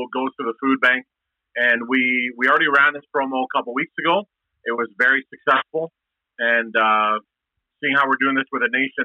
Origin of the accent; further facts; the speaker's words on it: Edmonton, Alberta, Canada; I was a kid growing up in Castle Downs. And actually, I grew up, it's funny, I grew up like a block away from where the restaurant is.